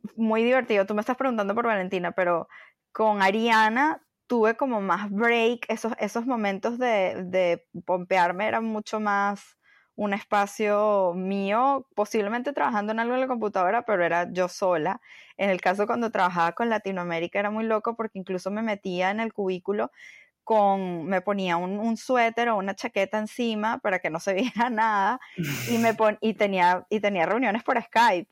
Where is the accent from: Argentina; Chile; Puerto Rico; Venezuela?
Venezuela; moved away as an adult; also born or lived in Bogotá, Colombia / Miami, United States; now in New York, United States; salí de Venezuela hace casi 12 años. Em, empecé en Caracas en una agencia de publicidad